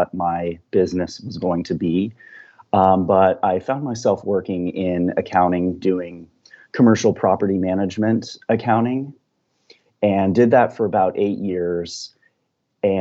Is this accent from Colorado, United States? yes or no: yes; Colorado, United States; now in Northern California, United States; So I grew up in Colorado. The town I'm from is a small town about halfway between Vail and Aspen